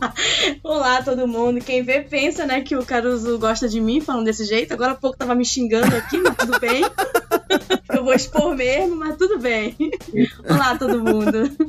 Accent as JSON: {"language": "Portuguese", "region": "Amazonas", "country": "Brazil", "moved": "yes", "said": "norte do país, que é da onde eu vim, né? Eu sou amazonense"}